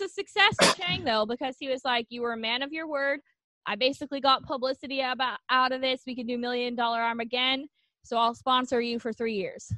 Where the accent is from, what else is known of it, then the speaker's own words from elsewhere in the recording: United States; growing up in America